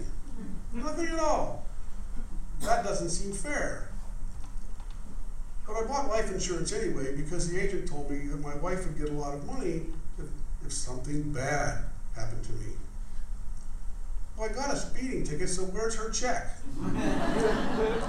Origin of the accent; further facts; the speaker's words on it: Claysville, Pennsylvania, United States; I'm from Claysville, Pennsylvania